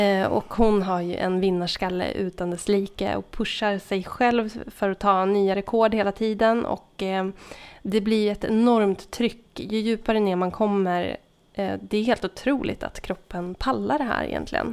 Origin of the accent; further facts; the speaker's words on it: southern Norrland, Sweden; moved away; Jag kommer från södra Norrland